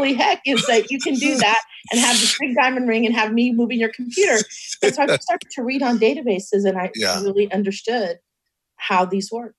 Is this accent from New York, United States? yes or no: no; Seguin, Texas, United States; also born or lived in Dallas, Texas; now in Austin, United States; I was born near San Antonio and Austin, so I'm in a little town named Seguin between those two cities, and that's where I grew up.